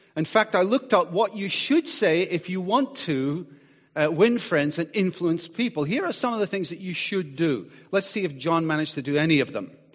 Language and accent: English; Scotland, United Kingdom; moved away; I grew up in Scotland, and, uh, we lived by the sea